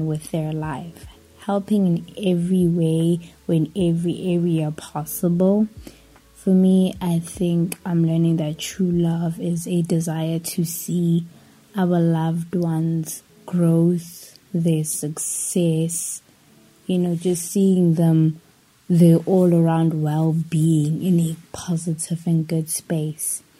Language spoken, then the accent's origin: English; Pretoria, Gauteng, South Africa; I am from South Africa, born and raised in Pretoria. Still live in Pretoria.